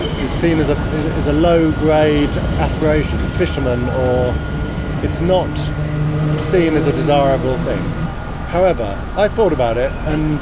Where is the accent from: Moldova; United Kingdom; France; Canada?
United Kingdom; Hayling Island, South East England; now in Brixton, United Kingdom; As a teenager, I grew up on Hayling Island, which is near Portsmouth on the south coast